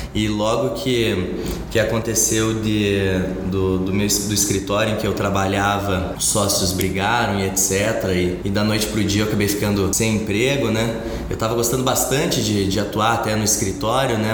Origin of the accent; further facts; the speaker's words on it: Curitiba, Paraná, Brazil; also born or lived in Porto Alegre; sou de Curitiba